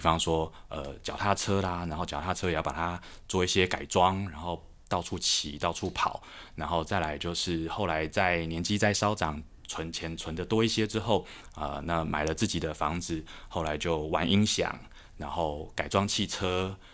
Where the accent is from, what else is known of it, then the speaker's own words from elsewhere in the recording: Taipei, Taiwan; 台北长大的小孩，然后我念高中是师大附中